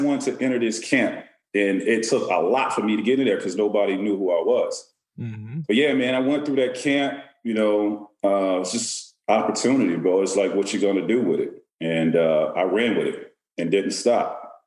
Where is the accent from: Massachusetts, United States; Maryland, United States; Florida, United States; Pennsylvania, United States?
Florida, United States; Auburndale; I grew up in Central Florida